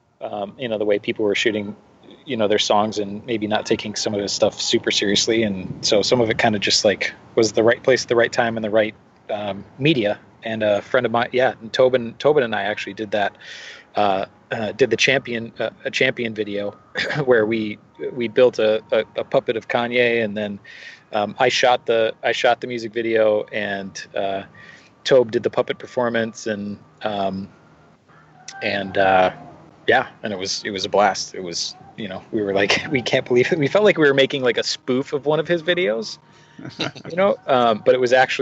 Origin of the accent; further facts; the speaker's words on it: Wausau, Wisconsin, United States; moved away as an adult; now in Los Angeles, United States; I grew up in Wisconsin. I was actually born in Wausau